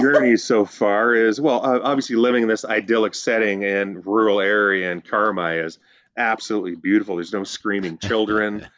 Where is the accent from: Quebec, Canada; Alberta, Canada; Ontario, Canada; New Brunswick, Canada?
Ontario, Canada; Northern; now in British Columbia, Canada; I'm from Northern Ontario